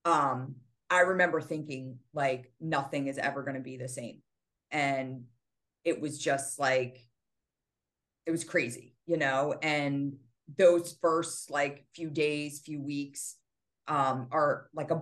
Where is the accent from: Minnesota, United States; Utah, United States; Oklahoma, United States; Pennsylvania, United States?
Pennsylvania, United States; Doylestown; moved away as an adult; also born or lived in New Jersey; my hometown where I'd gone to high school